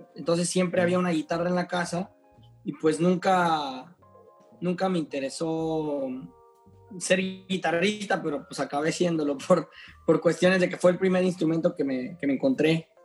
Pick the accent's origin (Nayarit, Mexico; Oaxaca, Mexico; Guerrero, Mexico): Oaxaca, Mexico; Juchitán; now in Mexico City, Mexico; soy un guitarrista y compositor de la ciudad de Cuchitán, Oaxaca, soy oaxaqueño, radicado en Ciudad de México, este, desde hace muchos años